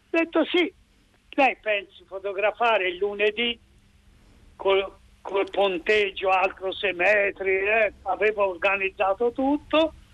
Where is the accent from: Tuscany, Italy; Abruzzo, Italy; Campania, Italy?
Tuscany, Italy; mi dato che sono toscano